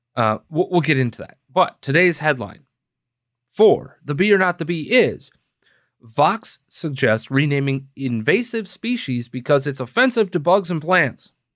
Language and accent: English; Green Bay, Wisconsin, United States; now in Chicago, United States; Green Bay, let's say, right? My hometown